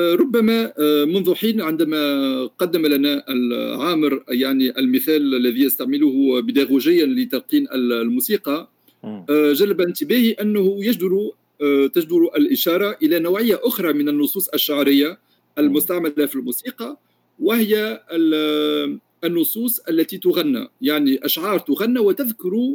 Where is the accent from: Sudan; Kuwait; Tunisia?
Tunisia; also born or lived in France; انا بطبيعه الحال من تونس